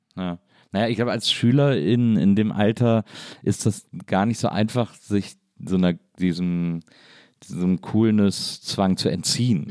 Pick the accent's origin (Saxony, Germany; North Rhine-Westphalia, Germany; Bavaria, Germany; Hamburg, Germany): North Rhine-Westphalia, Germany; near Cologne; ich komme aus der Nähe von Köln